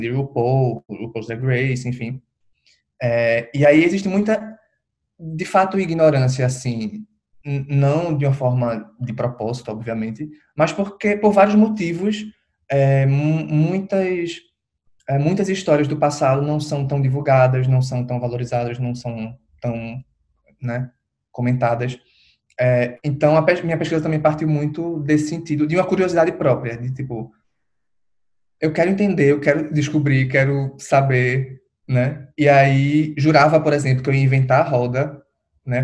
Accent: Recife, Pernambuco, Brazil; eu sou de Recife

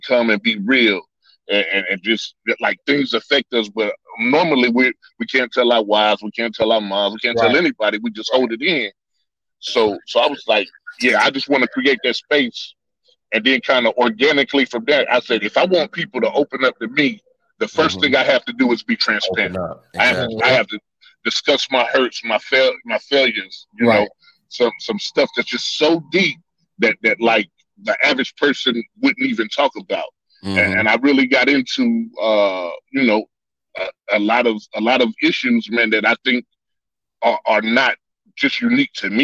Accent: Greensboro, North Carolina, United States; I'm from Greensboro, North Carolina.

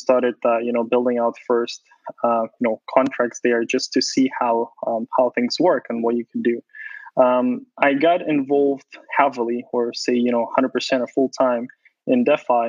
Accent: Ukraine; moved away; I was born in Ukraine

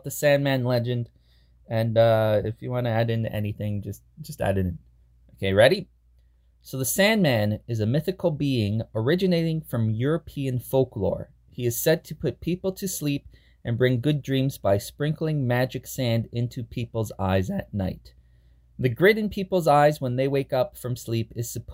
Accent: Canada; we're both Canadian

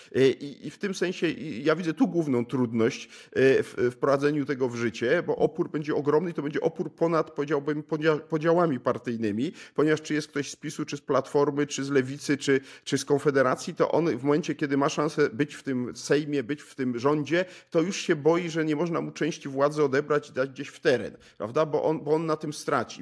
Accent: Poland

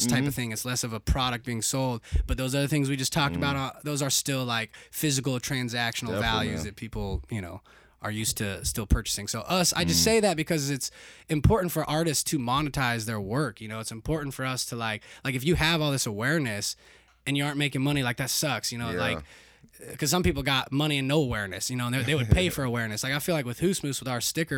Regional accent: Arizona, United States; now in Nashville, United States; I'm maybe from Arizona

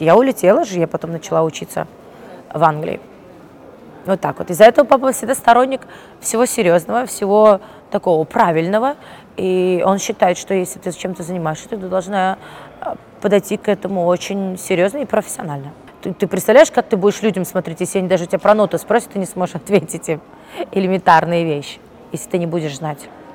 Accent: Uzbekistan; moved away; also born or lived in London; я настолько скучала по своей стране

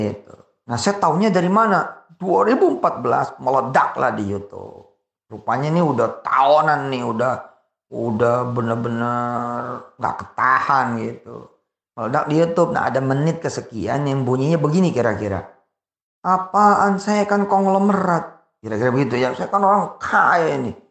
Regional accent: Jakarta, Indonesia; saya orang Betawi kulturnya kultur orang Betawi walaupun separuh saya Jawa, ayah saya Jawa, tapi saya dibesarkan, dilahirkan dus gede di Betawi.

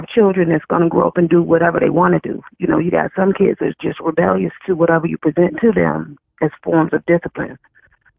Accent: Chesapeake, Virginia, United States; where I come from Virginia, a place called Chesapeake, Virginia, we had home economics

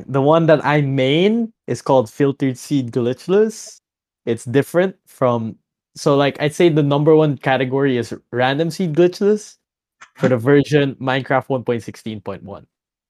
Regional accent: Manila, Metro Manila, Philippines; moved away as an adult; now in Abu Dhabi, United Arab Emirates; I'm an 18-year-old Filipino from the Philippines. I'm from Manila. Lived there all my life. I go to college in New York University Abu Dhabi. So for the past year, I've been studying in the United Arab Emirates.

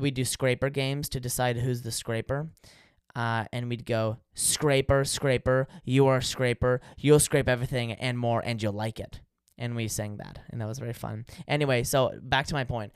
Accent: California, United States; I'm from California

